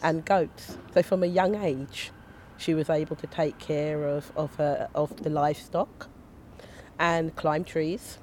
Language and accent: English; London, United Kingdom; also born or lived in Stockwell / Kennington / Southwark; I'm from Brixton, I grew up in Brixton